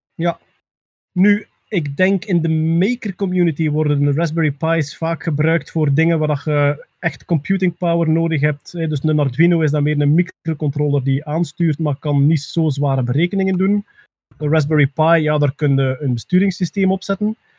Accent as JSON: {"language": "Dutch", "region": "East Flanders", "country": "Belgium", "said": "als Oost-Vlaming"}